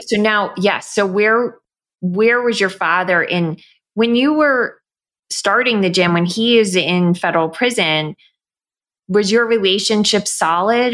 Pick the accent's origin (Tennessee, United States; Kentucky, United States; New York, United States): New York, United States; growing up in New York